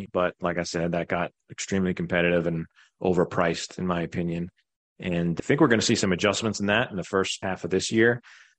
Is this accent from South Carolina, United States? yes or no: yes; Greenville, South Carolina, United States; but we're from Greenville, South Carolina.